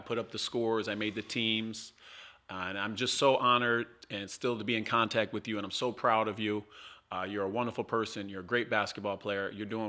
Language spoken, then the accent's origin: English; Waterbury, Connecticut, United States; And I got to share with my dude, Aunt Ireland, also born and raised in Waterbury.